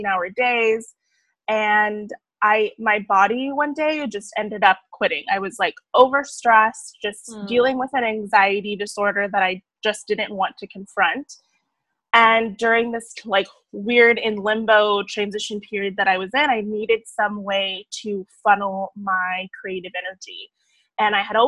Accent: San Diego, California, United States; I'm actually originally from San Diego, California

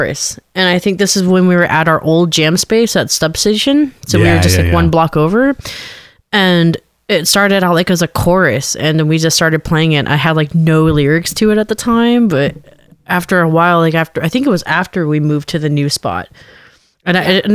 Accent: Alaska, United States; I'm from Alaska, where the ratio male to female, there's a lot more men

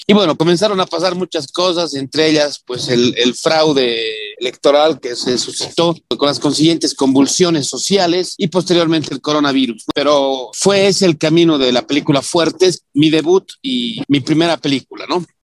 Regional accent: Bolivia

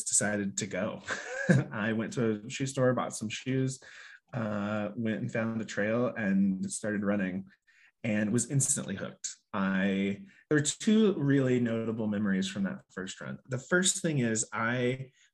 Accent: Midwest, United States; moved away as an adult; also born or lived in New York; I grew up in the Midwest on a pig farm

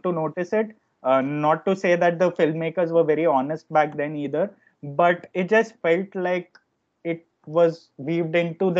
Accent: Ahmedabad, Gujarat, India; moved away; also born or lived in Mumbai; when I was growing up in Ahmedabad, in my school days

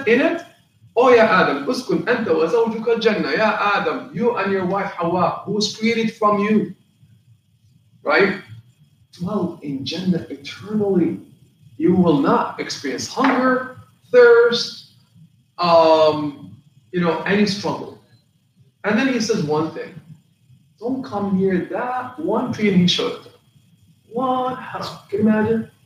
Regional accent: Palestine; moved away; I come from Palestine

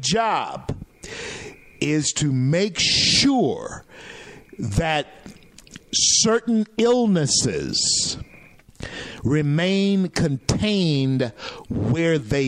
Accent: Louisiana, United States; moved away; my home state of Louisiana

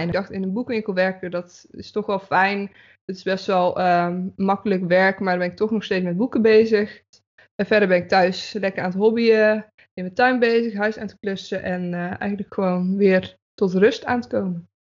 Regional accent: Breda, North Brabant, Netherlands; moved away as an adult; also born or lived in Zeist / Utrecht; now in Houten, Netherlands; ik ben opgegroeid in Breda. Daar heb ik tot mijn achttiende gewoond.

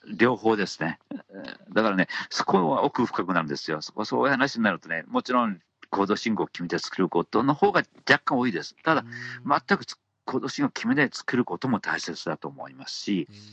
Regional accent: Hiroshima, Japan; 地元広島岡山鳥取

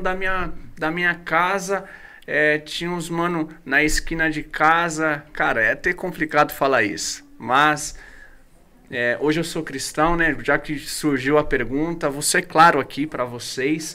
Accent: Guarulhos, São Paulo, Brazil; also born or lived in Itaquaquecetuba; eu era de Guarulhos, e eu já vim de Guarulhos curtindo rap

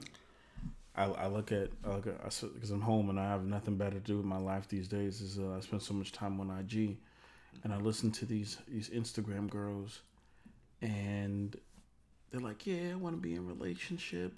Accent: New York City, New York, United States

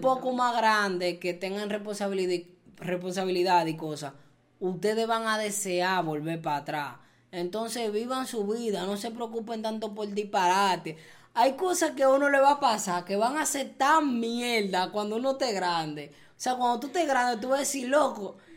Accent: Dominican Republic; yo siento que yo pertenezco allá

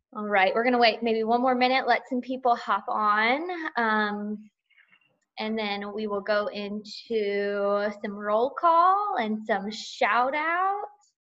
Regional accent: Georgia, United States; I am from Georgia

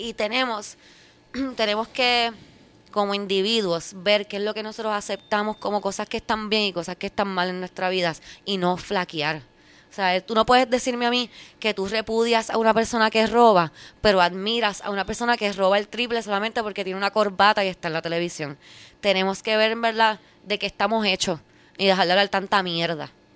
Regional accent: Puerto Rico; como puertorriqueños

